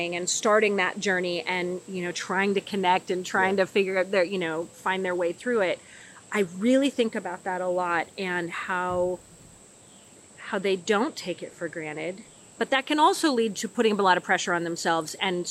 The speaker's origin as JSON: {"language": "English", "town": "Redding", "region": "California", "country": "United States", "tie": "born or raised there", "also_born_or_lived": "Bay Area, California", "moved": "as an adult", "lives_now": "Nashville, United States", "said": "So I'm from California. I grew up in way Northern California in Redding, but I'm from the Bay Area originally"}